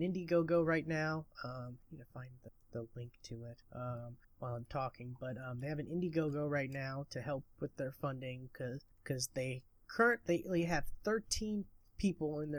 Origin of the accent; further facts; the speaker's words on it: Lawton, Oklahoma, United States; Lawton, Oklahoma, which is my hometown that I currently reside in.